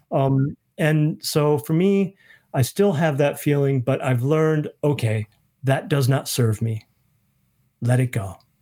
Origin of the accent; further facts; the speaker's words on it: Michigan, United States; moved away as an adult; also born or lived in Minnesota; now in New Zealand; I grew up in Michigan. We'd moved to Minnesota